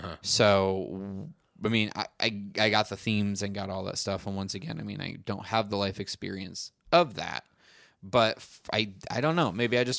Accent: Brooklyn, New York, United States; I grew up in Brooklyn.

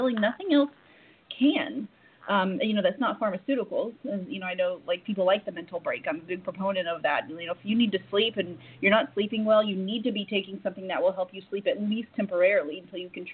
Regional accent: Oklahoma, United States; moved away; I'm from Oklahoma.

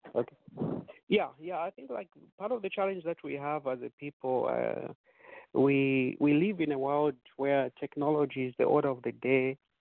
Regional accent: Zambia; moved away; we were growing up in Zambia

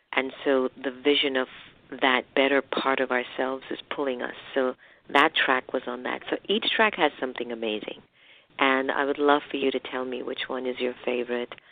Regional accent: United States; my heritage being half Indian and half African Caribbean and being raised in the United States

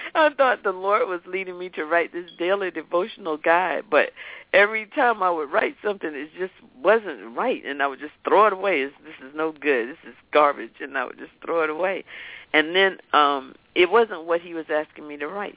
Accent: Raleigh, North Carolina, United States; I grew up in Raleigh, North Carolina

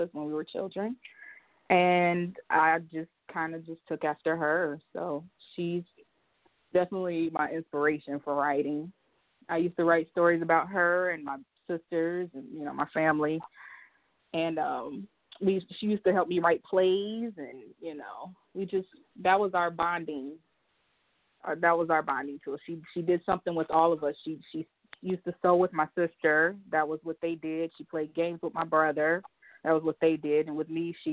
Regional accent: Dayton, Ohio, United States; now in New Orleans, United States; I'm from Dayton, Ohio. I currently live in New Orleans, Louisiana

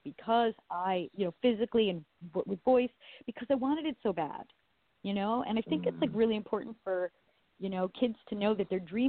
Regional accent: Long Island, New York, United States; now in Los Angeles, United States; originally I am from New York. Or Long Island originally, but now I live

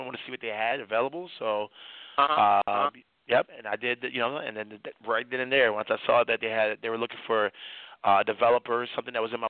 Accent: Washington, District of Columbia, United States; now in Miami, United States; I'm from Washington, D.C. area, where that type of stuff happens all the time

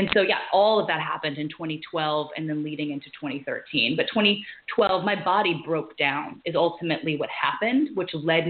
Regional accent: Louisiana, United States; I was born and raised in Louisiana

